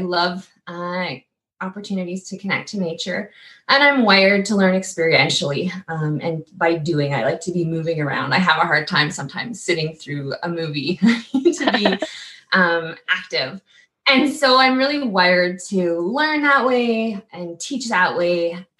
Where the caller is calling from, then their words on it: Saskatoon, Saskatchewan, Canada; So I'm joining you from Saskatoon at home office headquarters, Treaty 6 territory.